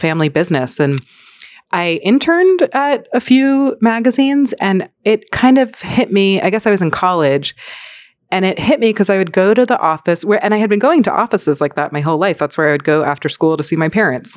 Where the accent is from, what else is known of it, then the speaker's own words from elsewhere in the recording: New York City, New York, United States; I was born in Manhattan to two Jewish New Yorkers